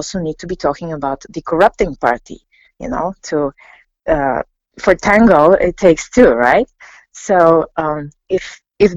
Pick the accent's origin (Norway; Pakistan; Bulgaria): Bulgaria; I'm from Bulgaria. I'm a sociologist based in Sofia.